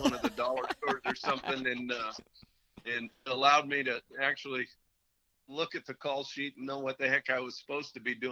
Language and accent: English; Montana, United States; growing up in Montana